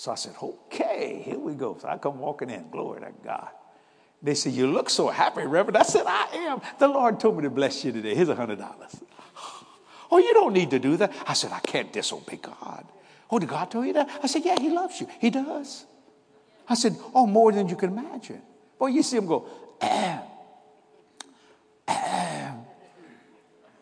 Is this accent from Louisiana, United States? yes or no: yes; New Orleans, Louisiana, United States; I'm from New Orleans, Louisiana